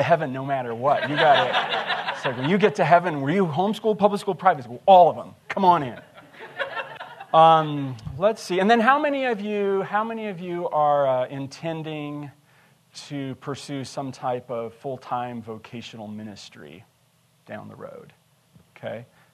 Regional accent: Montana, United States; also born or lived in Shelby, Montana / Lewistown, Montana / Lincoln, Montana / Big Timber, Montana; I'm a Montana boy. I was born in Shelby, moved to Lewistown. My folks got divorced there. We moved to Lincoln, Big Timber.

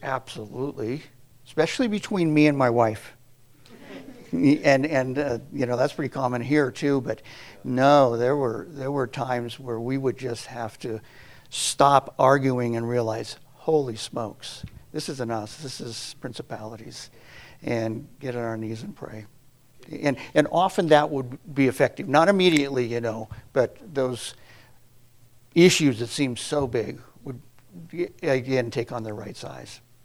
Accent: United States; moved away as an adult; also born or lived in Kenya / Tanzania / Swaziland; growing up in America

